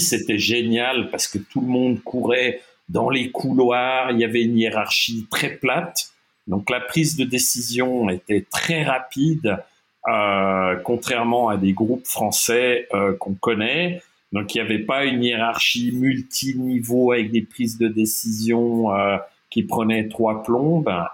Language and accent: French; Geneva, Switzerland; also born or lived in German-speaking Switzerland; j'ai grandi partiellement à Genève, donc en Suisse romande, et partiellement euh, en Suisse alémanique. Je suis bilingue euh, de, parents germanophones.